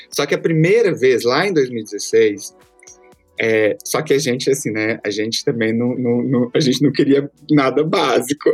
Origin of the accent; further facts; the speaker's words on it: Belo Horizonte, Minas Gerais, Brazil; also born or lived in Açailândia, Maranhão; now in São Paulo, Brazil; eu cresci em Belo Horizonte e depois vim pra São Paulo